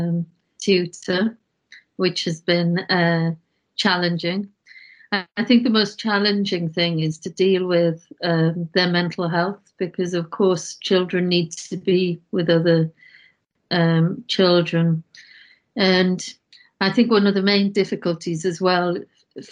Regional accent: Wales, United Kingdom; I'm from Wales. You can probably detect the accent. I was brought up in a farm environment

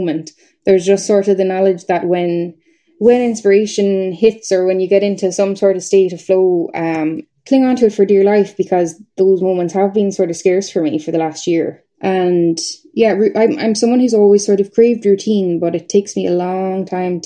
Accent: Nenagh, Tipperary, Ireland; moved away as an adult; now in Belfast, United Kingdom; my hometown where I'm from, it's Nina in Tipperary, and it's a small town.

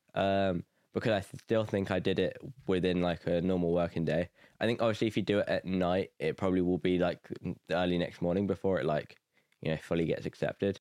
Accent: Nuneaton, West Midlands, United Kingdom; moved away as an adult; now in Belfast, United Kingdom; I'm from Nuneaton, England

